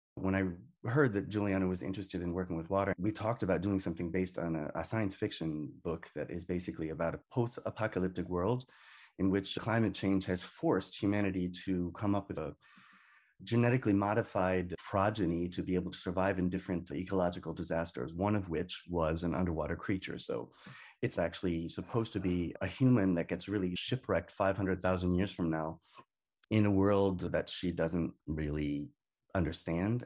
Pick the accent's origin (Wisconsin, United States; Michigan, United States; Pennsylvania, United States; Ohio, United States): Michigan, United States; Detroit; moved away; also born or lived in California; growing up in Detroit